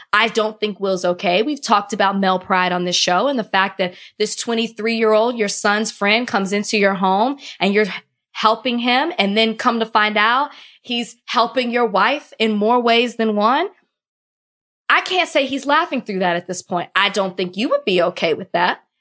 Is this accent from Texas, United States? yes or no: yes; Texas, United States; moved away as an adult; now in Florida, United States; I'm a Texan through and through.